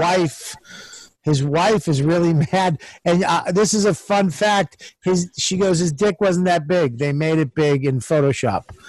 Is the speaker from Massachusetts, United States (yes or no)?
yes; Boston, Massachusetts, United States; I'm Italian Irish. I'm from Boston